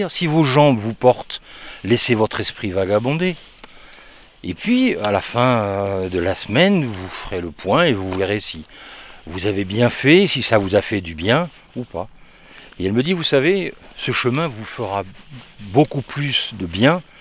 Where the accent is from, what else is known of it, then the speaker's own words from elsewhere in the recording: France; Eh bien moi euh, je viens du sud de la France. je, alors